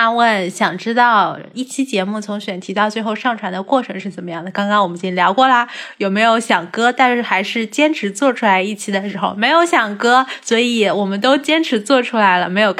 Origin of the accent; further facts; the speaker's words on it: Hangzhou, Zhejiang, China; moved away as an adult; now in Beijing, China; 我是出生在杭州的。